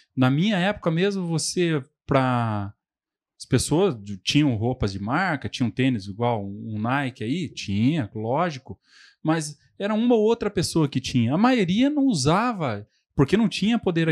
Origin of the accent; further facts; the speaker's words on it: Telêmaco Borba, Paraná, Brazil; also born or lived in Londrina; sou nascido e crescido aqui em Telemaco